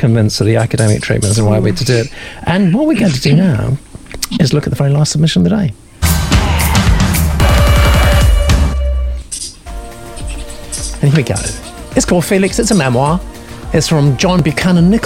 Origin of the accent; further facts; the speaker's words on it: Norfolk, East of England, United Kingdom; where I grew up in Norfolk